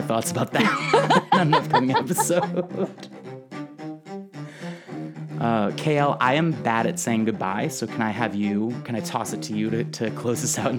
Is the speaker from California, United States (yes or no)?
no; Guilford, Connecticut, United States; also born or lived in New Haven, Connecticut; I was born in New Haven, Connecticut. I mostly grew up in a really small town called Guilford